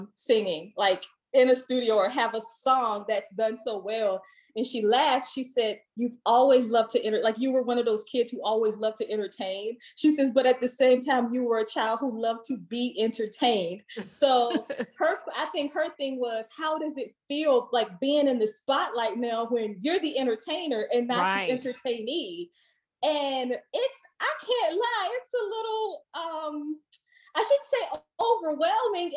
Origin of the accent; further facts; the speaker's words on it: Southern Virginia, United States; moved away as an adult; now in Washington, D.C., United States; I'm originally from Southern Virginia, not the 757